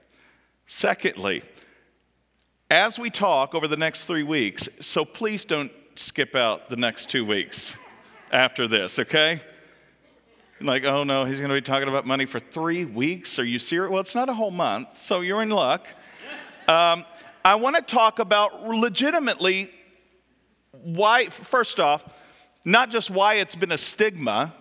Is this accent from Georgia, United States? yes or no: no; Central Kentucky, United States; now in Butler, United States; the churches that I grew up in Central Kentucky